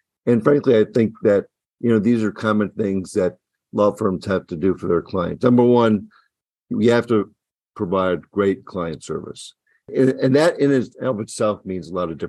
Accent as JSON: {"language": "English", "town": "New York City", "region": "New York", "country": "United States", "moved": "yes", "said": "I'm originally from Brooklyn"}